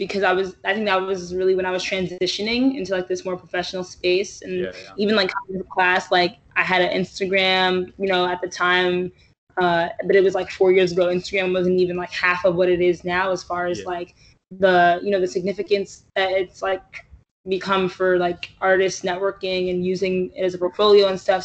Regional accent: New York City, New York, United States; I'm a New Yorker

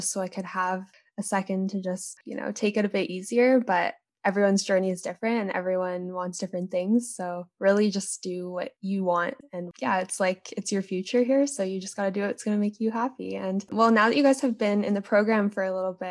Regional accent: Calgary, Alberta, Canada; also born or lived in Vancouver; I'm from Vancouver too, but I've pretty much grown up in Calgary.

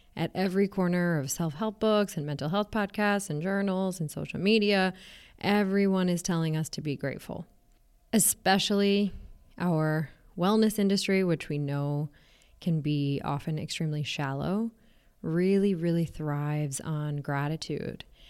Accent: United States; I am an Indian American

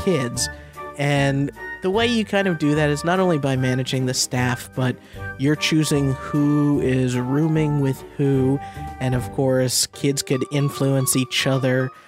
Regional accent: Middlesex County, Massachusetts, United States; now in Sunnyvale, United States; my hometown of Massachusetts

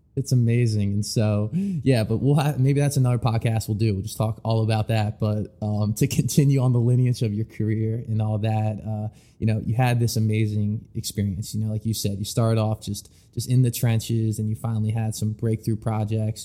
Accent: Philadelphia, Pennsylvania, United States; growing up in the Philadelphia area

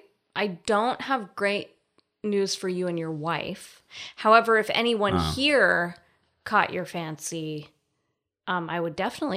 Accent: Colorado, United States; Oh, Colorado.

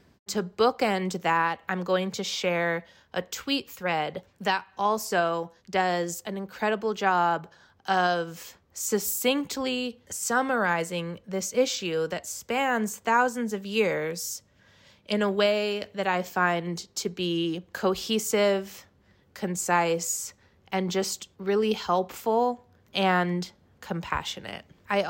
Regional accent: France; I grew up in France, in a Jewish community where the norm was unconditional love and support for Israel.

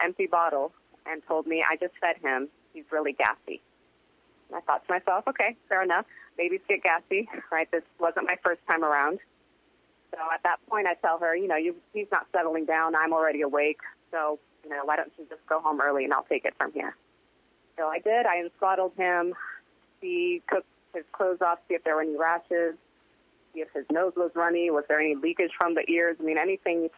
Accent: United States; also born or lived in Brazil; my mom was born and raised in Brazil, and I was raised in America

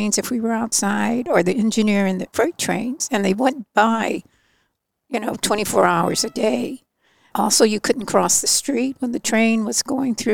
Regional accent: Berkeley, California, United States; I was born in Berkeley at Berkeley General Hospital

